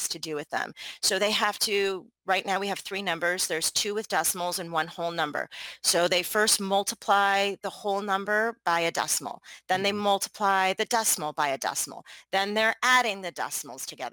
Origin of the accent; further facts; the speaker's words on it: Michigan, United States; I grew up in Michigan